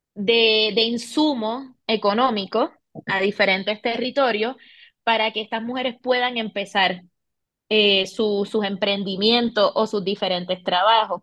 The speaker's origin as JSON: {"language": "Spanish", "country": "Puerto Rico", "moved": "as an adult", "lives_now": "Bogotá, Colombia", "said": "soy de Puerto Rico, de la isla, del encanto"}